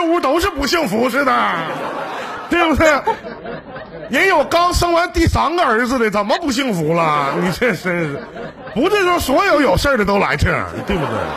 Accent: Northeast China, China; 我们东北这边儿

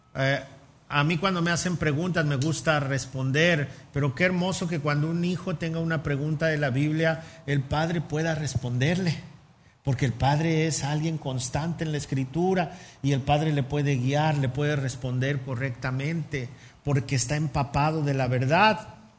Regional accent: Mexico City, Mexico; moved away; Yo soy chilango, a mucha honra y se me nota

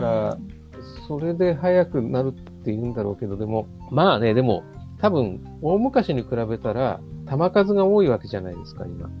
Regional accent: Tokyo side of the Seibu Line, Japan; also born or lived in Tokorozawa, Saitama; その時は僕、東京の方にいたんですけど、 まあ、その西武線乗ってたらもう、もう西武線で生まれ育ってます

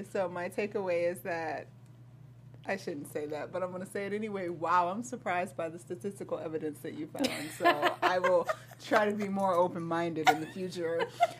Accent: Georgia, United States; now in California, United States; I come from Georgia. My mama is a Christian.

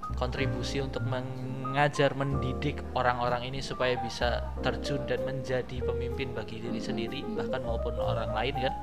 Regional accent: Kendal, Central Java, Indonesia; kotaku kendal

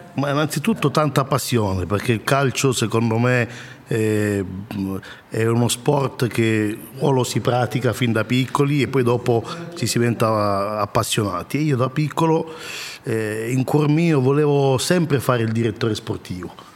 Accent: DR Congo; now in Italy; Repubblica Democratica del Congo, mio paese d'origine

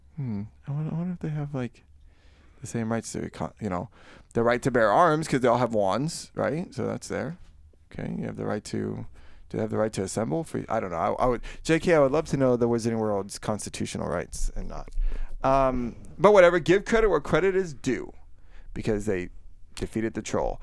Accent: Florida, United States; I am from, born and raised in Florida

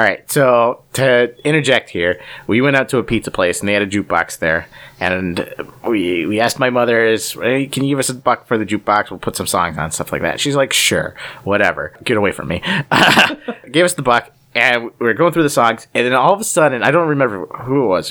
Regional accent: Cleveland, Ohio, United States; We're from Cleveland

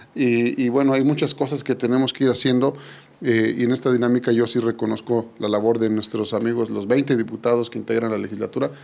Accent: Yecapixtla, Morelos, Mexico

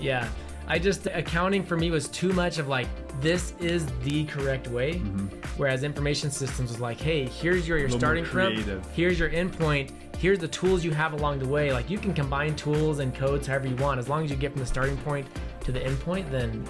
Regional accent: Ohio, United States; born there; also born or lived in Utah; I was born in Ohio. I went to a lot of different schools, a lot of different high schools, and graduated in Utah.

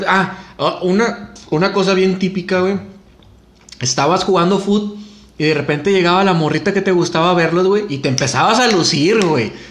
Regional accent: San Bernabé, Nuevo León, Mexico; Crecí en San Bernabé, güey.

